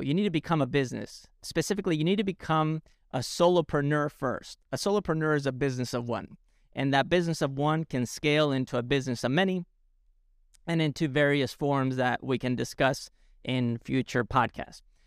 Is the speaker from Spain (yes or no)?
yes; Alicante, Valencian Community, Spain; moved away; in a town called Alicante, where I grew up in Spain